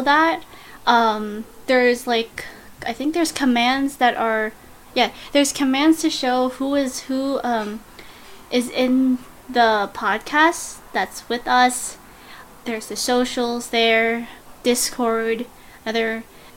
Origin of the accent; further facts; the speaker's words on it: Canada; I'm Canadian